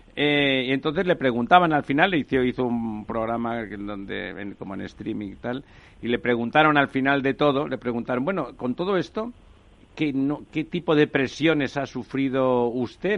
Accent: Barcelona, Catalonia, Spain; yo soy barcelonés

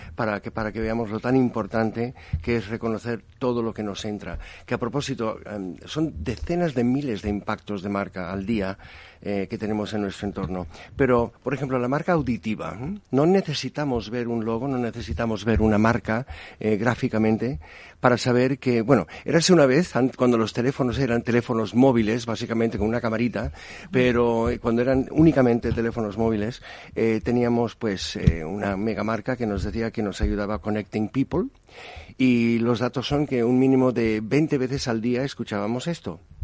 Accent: United States; en Estados Unidos, soy estadounidense

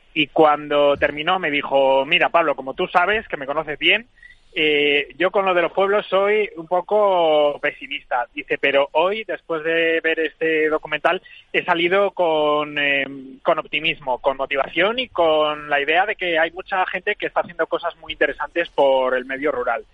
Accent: Cuéllar, Castile and León, Spain; en Cuellar, en la mm. provincia de Segovia, que es mi pueblo.

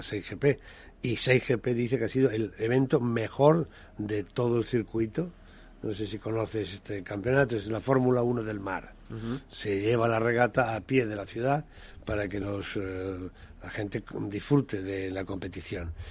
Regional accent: Cádiz, Andalusia, Spain; yo como gaditano

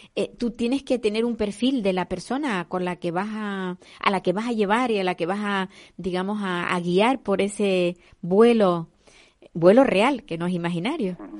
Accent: Canary Islands, Spain; Las guaguas que decimos aquí en Canarias

